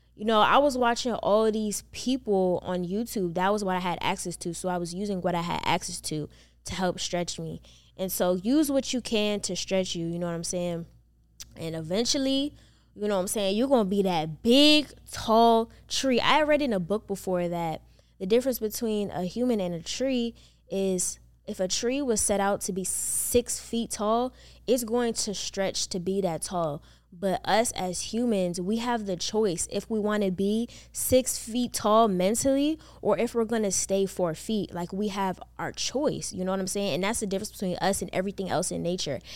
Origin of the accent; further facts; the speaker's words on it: Maryland, United States; moved away as an adult; also born or lived in North Carolina; now in Atlanta, United States; I was born and raised in Maryland